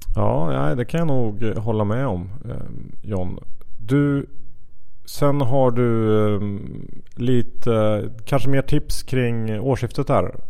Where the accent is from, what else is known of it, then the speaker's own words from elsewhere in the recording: Sweden; som svensk